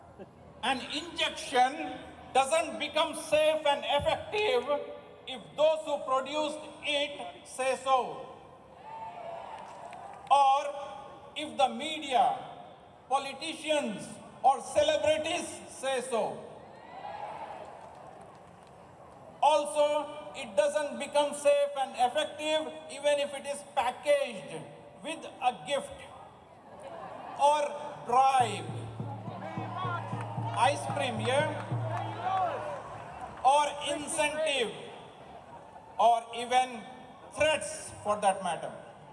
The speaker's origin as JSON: {"language": "English", "country": "India", "moved": "as an adult", "lives_now": "Australia", "said": "I am originally from India, but have been living, working, and paying taxes in Australia for the past 25 years"}